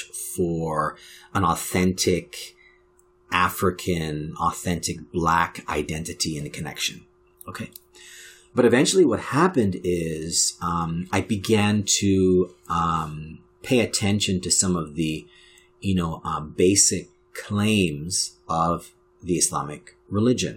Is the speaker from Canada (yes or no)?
yes; Canada; being a Black Canadian and being of Jamaican heritage